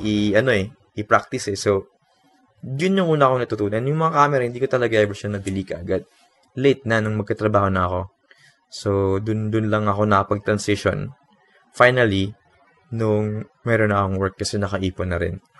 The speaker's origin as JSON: {"language": "Tagalog", "country": "Philippines", "said": "Watashi wa Philippine Jin. I am Filipino."}